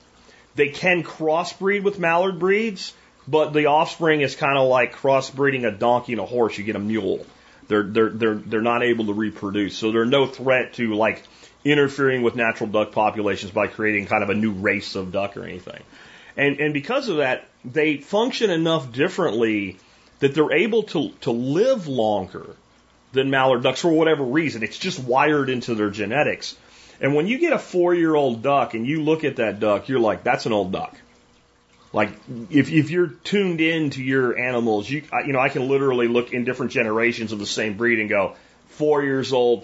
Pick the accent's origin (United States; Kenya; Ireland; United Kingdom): United States; Jacksonville, Florida; I grew up in Jacksonville, Florida, and we had ponds like in every apartment complex, every subdivision.